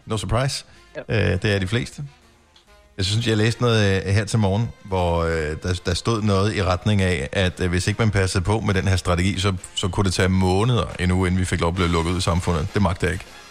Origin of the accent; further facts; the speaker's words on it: Denmark; som dansker